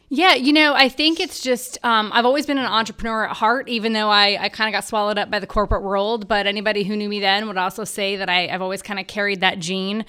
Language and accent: English; Los Angeles, California, United States; moved away as an adult; now in Charlotte, United States; I was born and raised in Los Angeles